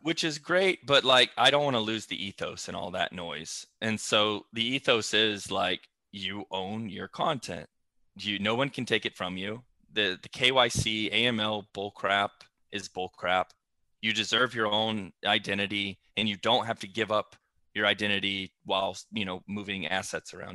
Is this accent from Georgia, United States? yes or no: yes; Flowery Branch, Georgia, United States; I'm from Flowery Branch, Georgia